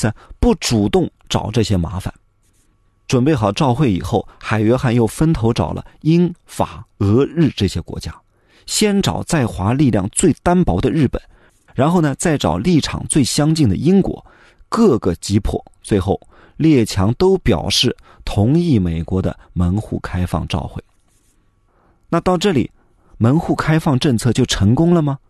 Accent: China; 从我们中国人的角度来说

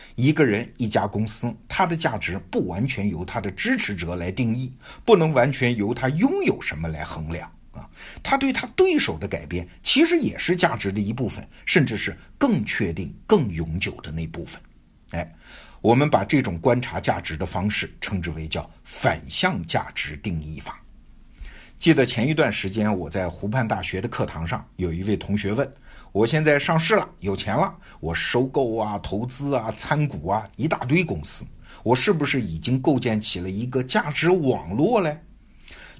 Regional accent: China; 我们中国人

